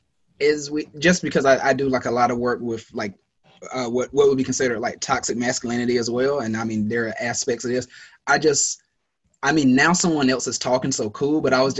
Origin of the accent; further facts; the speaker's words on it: United States; as Americans